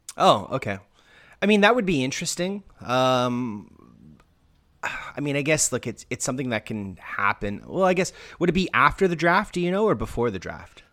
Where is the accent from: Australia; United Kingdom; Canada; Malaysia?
Canada; being Canadian